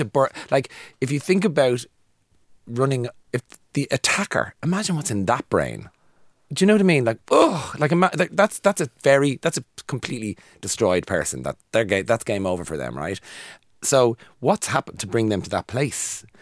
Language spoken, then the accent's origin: English; Ireland; growing up in Ireland